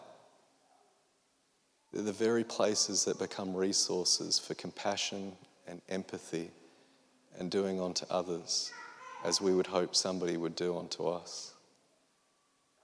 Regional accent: Australia; one Australian comedian at home

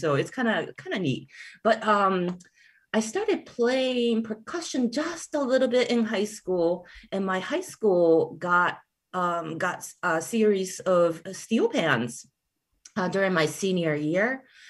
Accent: Wheeling, West Virginia, United States; also born or lived in Japan; I first saw the steel pan or steel band performing in Wheeling, West Virginia. So that is where I grew up and lived from age 10 until 20 or so.

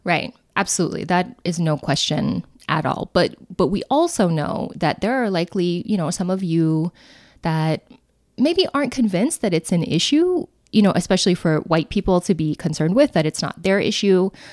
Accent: Winnemucca, Nevada, United States; our hometown of Winnemucca, Nevada.

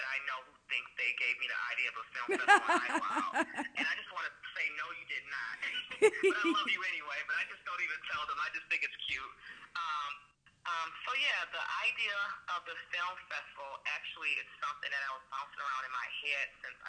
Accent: Michigan, United States; Michigan, which is my hometown

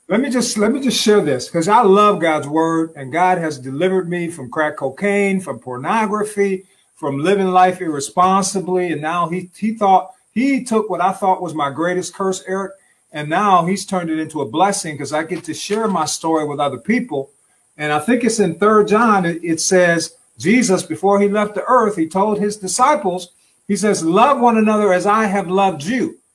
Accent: Detroit, Michigan, United States; we're from Detroit, Detroit

